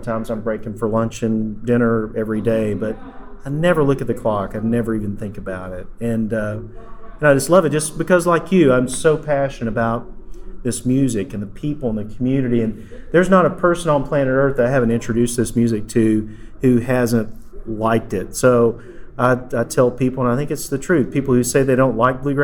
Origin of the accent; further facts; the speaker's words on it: Tennessee, United States; also born or lived in Nashville, Tennessee; I'm from Tennessee, originally East Tennessee, but I've been in Nashville for a long time